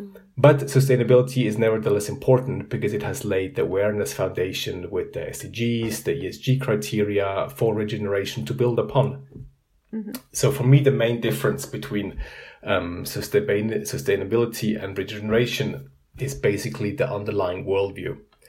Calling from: Zurich, Switzerland; I'm calling in from Zurich, Switzerland.

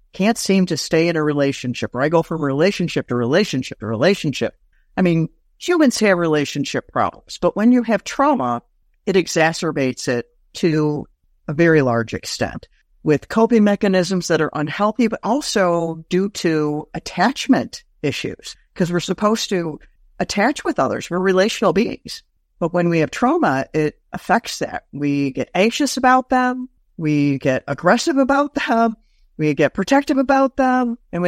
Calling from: Detroit, Michigan, United States; Michigan. Metro Detroit area.

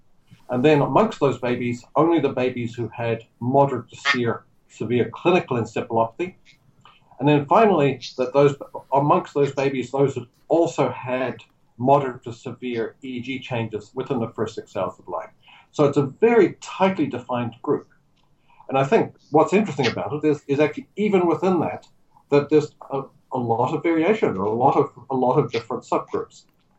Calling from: Auckland, New Zealand; I'm calling you from Auckland today.

